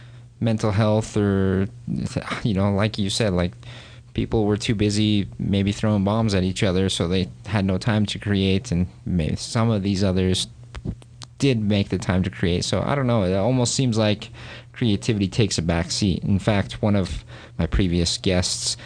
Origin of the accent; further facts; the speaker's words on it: Orem, Utah, United States; I grew up here in Utah and grew up in Orem, Utah County, grew up Mormon